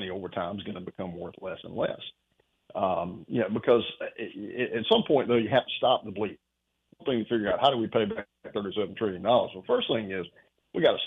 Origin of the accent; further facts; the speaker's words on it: South Carolina, United States; we're from South Carolina